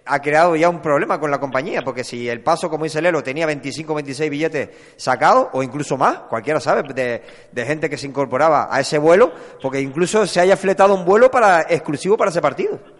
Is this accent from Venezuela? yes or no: no; Canary Islands, Spain; como canarios